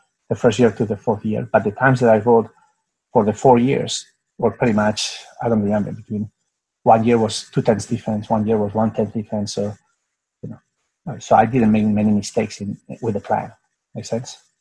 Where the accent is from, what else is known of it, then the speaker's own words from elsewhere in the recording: Spain; moved away; also born or lived in United States / Singapore; I'm from Spain, and I was born in a place that we had a dictatorship